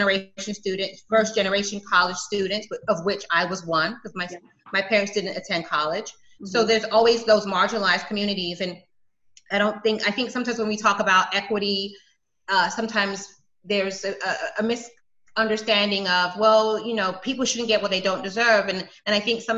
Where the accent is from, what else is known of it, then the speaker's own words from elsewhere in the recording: South Florida, United States; also born or lived in London, United Kingdom; we came here and I grew up in South Florida